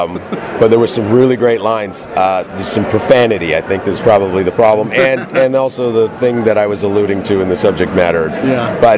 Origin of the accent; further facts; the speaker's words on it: Canada; I'm from Canada.